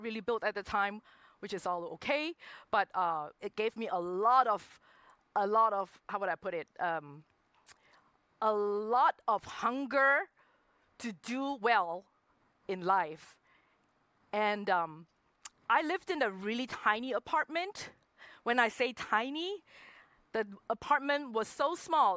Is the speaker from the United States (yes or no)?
no; Singapore; moved away as an adult; also born or lived in Hong Kong; I'm originally from Singapore, but I moved to Hong Kong when I had the opportunity